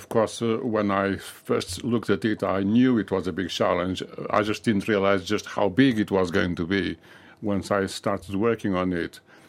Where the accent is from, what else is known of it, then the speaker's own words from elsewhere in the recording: Lisbon, Portugal; now in United Kingdom; I was born in Lisbon.